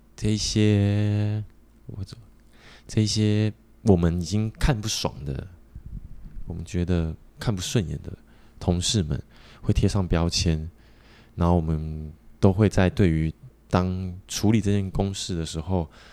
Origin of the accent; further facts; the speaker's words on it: Taiwan; 我们台湾人也是很不团结